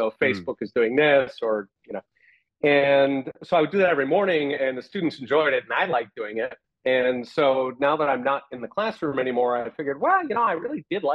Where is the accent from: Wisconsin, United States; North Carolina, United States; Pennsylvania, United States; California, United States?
Pennsylvania, United States; Philadelphia; moved away; also born or lived in Taiwan; I grew up in Philadelphia